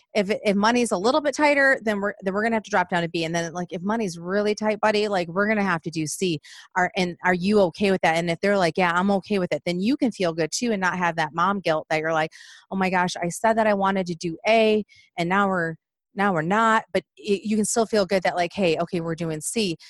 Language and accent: English; Michigan, United States; moved away; growing up in Michigan